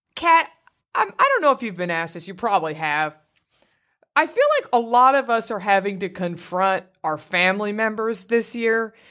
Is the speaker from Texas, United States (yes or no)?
yes; Garland, Texas, United States; my hometown of Garland, Texas